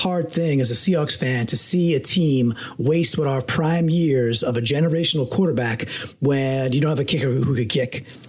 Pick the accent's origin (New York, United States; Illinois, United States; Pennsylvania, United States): New York, United States; now in Connecticut, United States; I'm a New Yorker. I grew up in New York. I live in Connecticut.